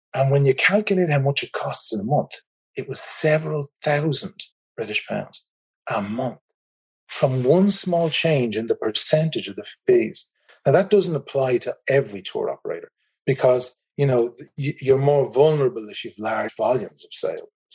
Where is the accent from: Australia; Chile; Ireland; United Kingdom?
Ireland; accent: Irish; As you can probably tell from my accent, I'm in the Republic of Ireland.